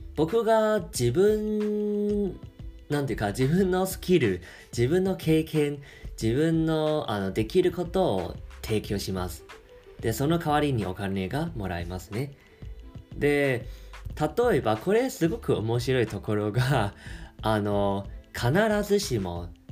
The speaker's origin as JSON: {"language": "Japanese", "country": "Taiwan", "second_language": "Japanese", "said": "僕台湾人なんですけど"}